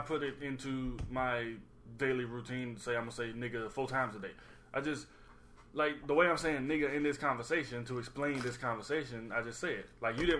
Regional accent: Alabama, United States; moved away; I'm from Alabama

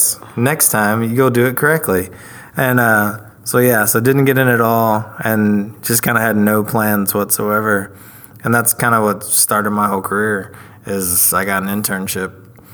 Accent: Dallas, Texas, United States; also born or lived in Mesquite, Texas; I grew up in Pleasant Grove. I was a Grove rat, and I lived with my grandparents.

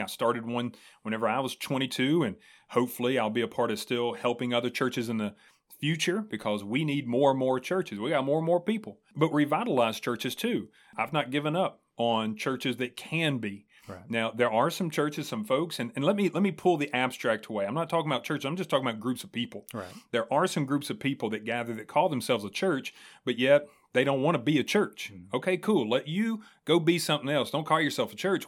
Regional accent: Springfield, United States; that's my hometown, man. Like hmm. I'm homegrown

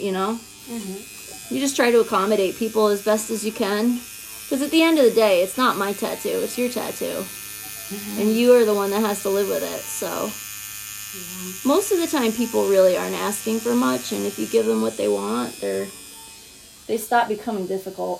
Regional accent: Round Lake, New York, United States; I'm from Round Lake, New York

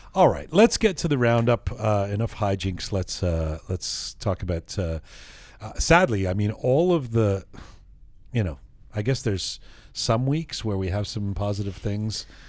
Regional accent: London, United Kingdom; now in Canada; I grew up in London and came here

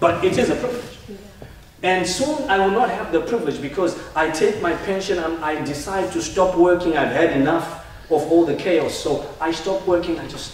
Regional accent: Zimbabwe; moved away; where I come from Zimbabwe

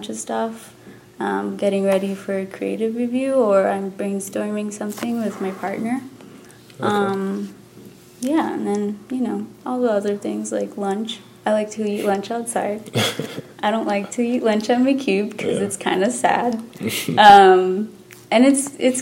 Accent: Texas, United States; moved away as an adult; also born or lived in New York City, United States; now in California, United States; I am from Texas, so I'd been there all my life. I've never moved out of Texas.

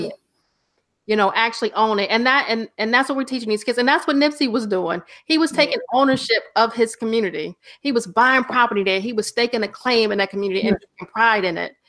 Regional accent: the South, United States; now in Bronx, New York, United States; growing up in the South

